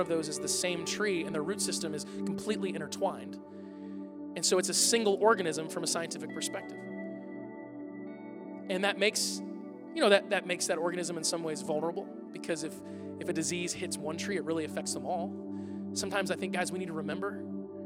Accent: United States; American Christians

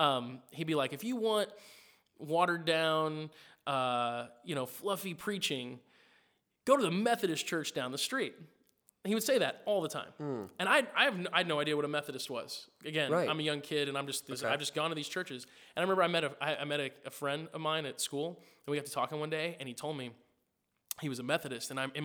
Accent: Springfield, Missouri, United States; I grew up in Springfield, Missouri. Well, I grew up in a lot of places. I moved around a lot. But I spent a big chunk of my early days in Springfield.

